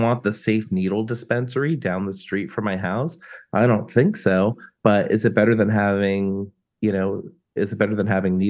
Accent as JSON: {"language": "English", "region": "New Jersey", "country": "United States", "tie": "born or raised there", "said": "I grew up in Northwest New Jersey, so I'm very familiar with Pennsylvania roads."}